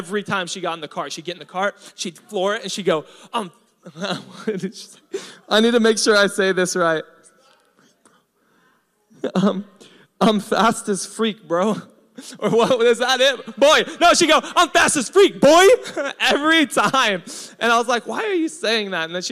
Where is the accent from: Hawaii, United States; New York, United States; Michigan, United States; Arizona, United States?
Hawaii, United States; I'm Hawaiian.